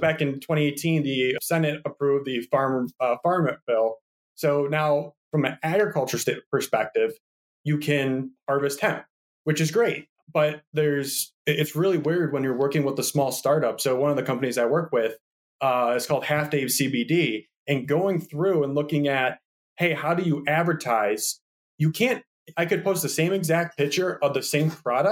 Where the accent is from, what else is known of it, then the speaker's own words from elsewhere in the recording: Michigan, United States; moved away; I was originally from Michigan as well.